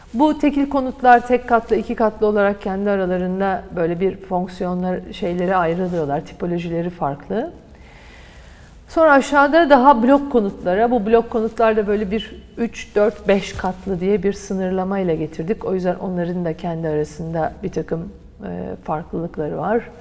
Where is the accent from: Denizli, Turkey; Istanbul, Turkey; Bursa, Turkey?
Istanbul, Turkey; bir çocukluğum Fatih'te geçti.